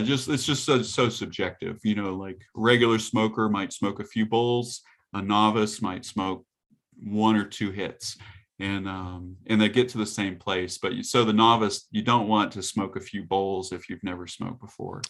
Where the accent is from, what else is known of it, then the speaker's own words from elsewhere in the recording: the South, United States; I grew up in the South